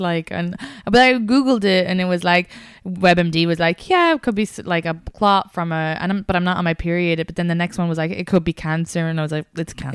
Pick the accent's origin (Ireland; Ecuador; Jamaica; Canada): Ireland; Kildare, Leinster; accent: Irish; now in United States; I'm from Kildare.